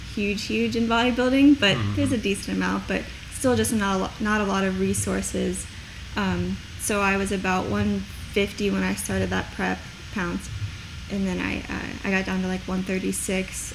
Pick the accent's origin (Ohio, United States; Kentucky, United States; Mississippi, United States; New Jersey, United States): Kentucky, United States; Independence; also born or lived in Minnesota / Crescent Springs, Kentucky; I'm from Independence. I currently live off of Buttermilk over in Crescent Springs.